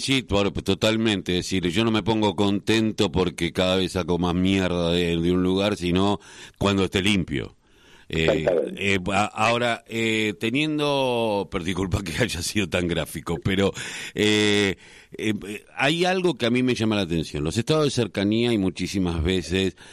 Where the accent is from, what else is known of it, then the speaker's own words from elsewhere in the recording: Quilmes, Buenos Aires Province, Argentina; Yo, soy de Quilmes